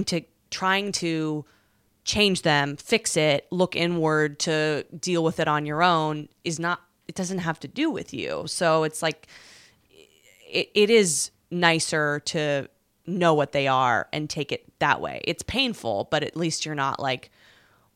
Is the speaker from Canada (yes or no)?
yes; West Coast, Canada; now in New York, United States; Which is where I'm from